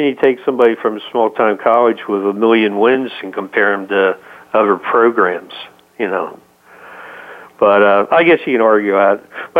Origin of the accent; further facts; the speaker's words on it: New Jersey, United States; I grew up in South Jersey